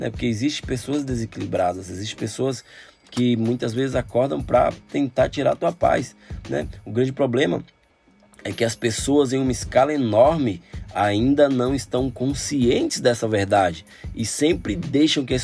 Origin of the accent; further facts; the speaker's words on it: Rio Grande do Norte, Brazil; ah, eu sou potiguar, ah, o Rio Grande do Norte é Paraíba, né?